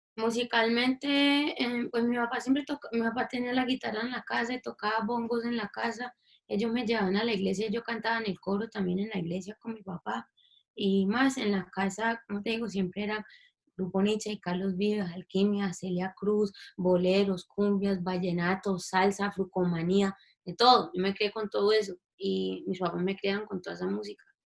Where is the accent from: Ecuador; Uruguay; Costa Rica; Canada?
Canada; Toronto, Ontario; also born or lived in Cali, Colombia; porque yo nací en Toronto, mi familia es de Cali, pero yo nací en Toronto